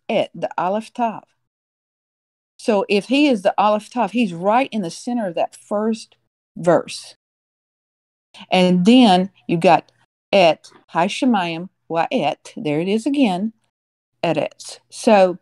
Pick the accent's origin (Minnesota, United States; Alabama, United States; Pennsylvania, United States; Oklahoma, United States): Alabama, United States; I grew up in Alabama, Tornado Alley